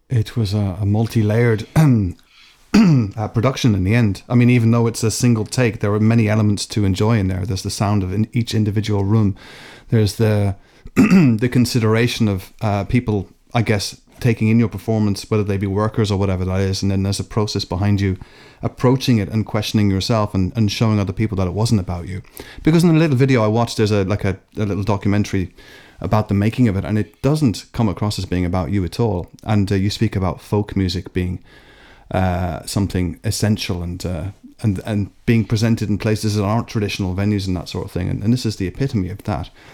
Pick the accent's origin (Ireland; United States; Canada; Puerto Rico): Ireland; moved away; also born or lived in Scotland; I was born in Scotland, um, but I, uh, because I spent spent the bulk of my time in Ireland.